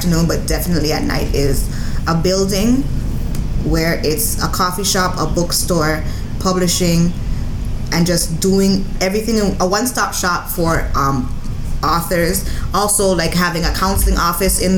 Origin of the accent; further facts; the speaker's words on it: Toronto, Ontario, Canada; we're from the Jane